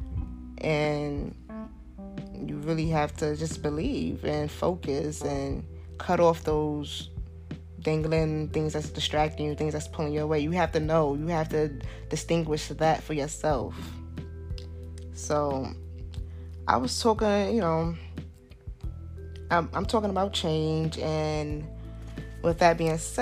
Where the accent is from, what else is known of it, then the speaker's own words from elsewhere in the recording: New York City, New York, United States; I'm from Southside, Jamaica, Queens